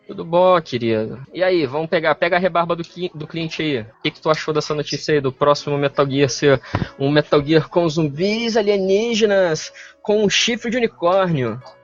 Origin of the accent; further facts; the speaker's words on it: Espírito Santo, Brazil; eu sou do Espírito Santo